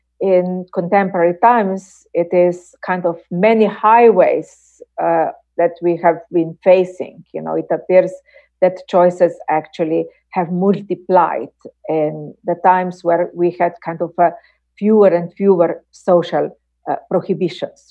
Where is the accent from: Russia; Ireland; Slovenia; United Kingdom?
Slovenia; my home country, Slovenia